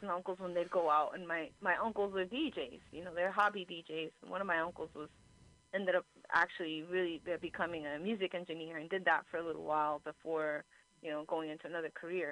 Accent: Union City, New Jersey, United States; now in San Francisco Bay Area, United States; where my home is, like, where I grew up in Jersey

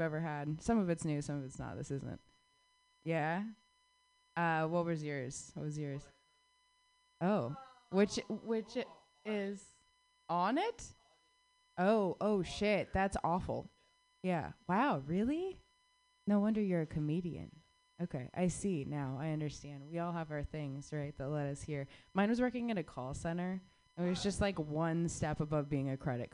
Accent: Arizona, United States; moved away; I grew up in the Southwest

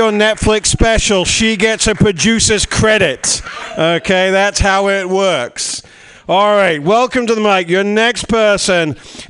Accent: United Kingdom; moved away as an adult; now in San Jose, United States; the British host.

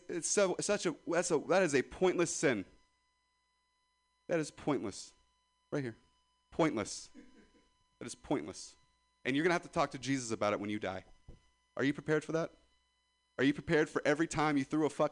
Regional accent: Ripon, California, United States; I'm from Ripon, California

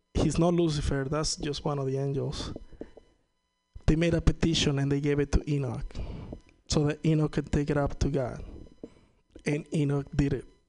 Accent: Venezuela; first language Spanish; English is a second language; now in United States; I'm from Venezuela

